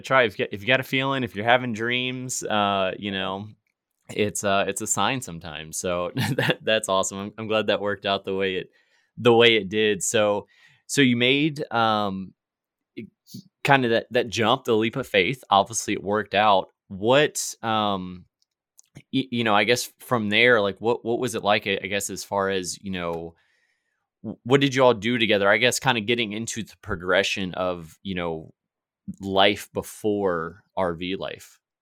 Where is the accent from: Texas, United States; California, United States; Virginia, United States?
Virginia, United States; moved away; I was from Virginia